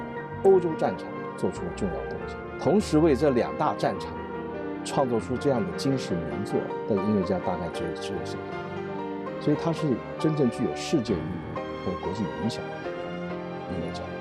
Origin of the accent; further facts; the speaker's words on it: China; 我们中国人呢，